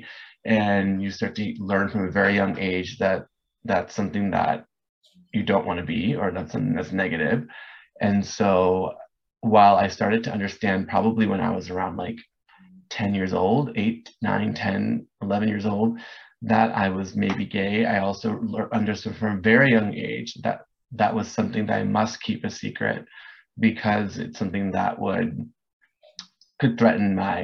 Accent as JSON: {"language": "English", "area": "Orange County", "region": "California", "country": "United States", "tie": "born or raised there", "also_born_or_lived": "Los Angeles / Hollywood", "said": "I grew up in Orange County"}